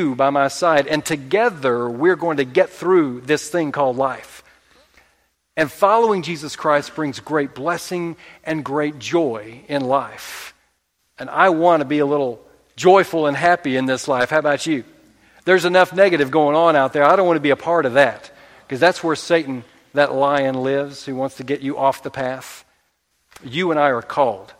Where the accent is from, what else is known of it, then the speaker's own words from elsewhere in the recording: Oklahoma, United States; We're from Oklahoma